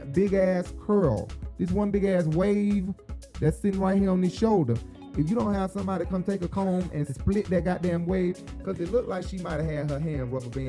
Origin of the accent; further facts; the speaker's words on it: Chicago, Illinois, United States; I'm from Chicago, bitch. Girl, don't play with me.